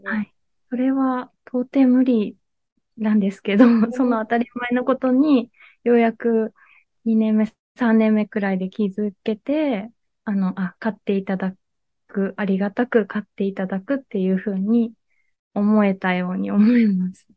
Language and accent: Japanese; Miyazaki, Japan; moved away as an adult; also born or lived in Fukuoka / Kitakyushu; 私は出身が宮崎県なんですけど